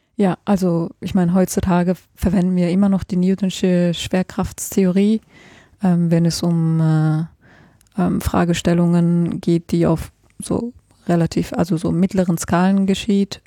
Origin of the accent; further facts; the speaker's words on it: Germany; moved away as an adult; also born or lived in Switzerland / Heidelberg; ursprünglich komme ich aus Deutschland